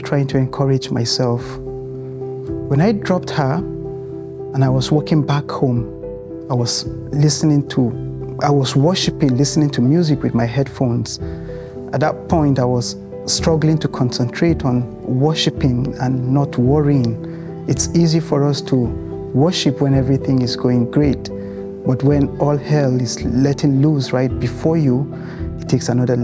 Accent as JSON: {"language": "English", "country": "Nigeria", "tie": "born or raised there", "also_born_or_lived": "United Kingdom", "moved": "as an adult", "lives_now": "Canada", "said": "we moved from Nigeria, a place where we were born and raised, to the United Kingdom"}